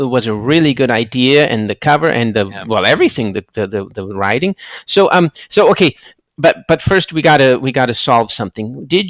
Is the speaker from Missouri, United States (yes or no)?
no; California, United States; So we grew up in California